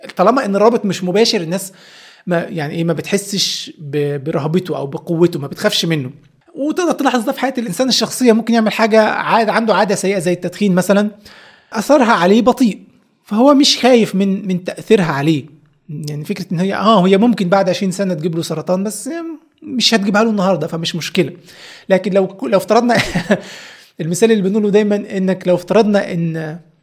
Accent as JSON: {"language": "Arabic", "country": "Egypt", "said": "احنا عندنا في مصر"}